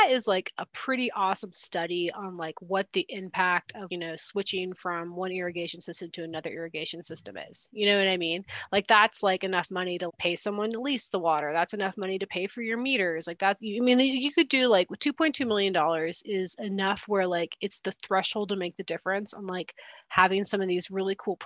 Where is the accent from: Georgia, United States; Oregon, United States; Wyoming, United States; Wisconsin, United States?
Wyoming, United States; moved away; I'm from Wyoming originally, and you know, we have all of our severance taxes. And then, you know, it's a growing up in the 90s, we had like the nicest community centers ever